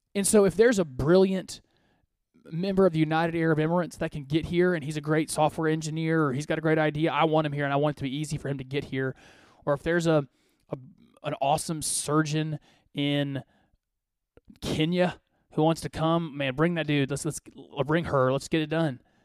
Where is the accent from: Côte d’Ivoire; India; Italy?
Côte d’Ivoire; I was born in West Africa. I was born in the Ivory Coast.